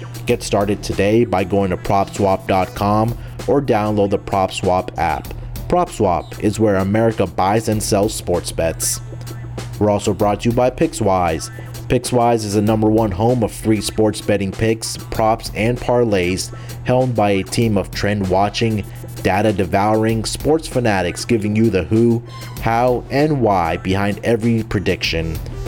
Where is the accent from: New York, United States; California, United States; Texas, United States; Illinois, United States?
Texas, United States; Houston; Let's get started with my hometown team, the Houston Texans.